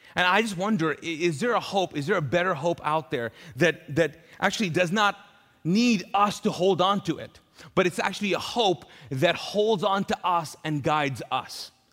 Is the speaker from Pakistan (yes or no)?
yes; Pakistan; also born or lived in Middle East; now in Charlotte, United States; I'm Pakistani